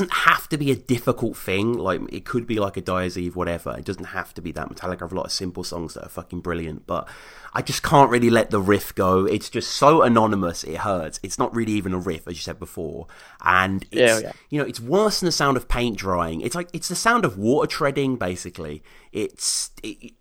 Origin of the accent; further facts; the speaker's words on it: Birmingham, West Midlands, United Kingdom; in my hometown of Birmingham